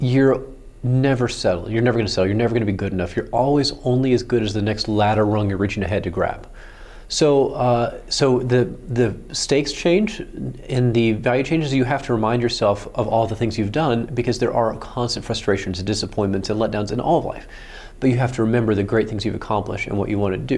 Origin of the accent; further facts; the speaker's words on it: Oklahoma, United States; I grew up in Oklahoma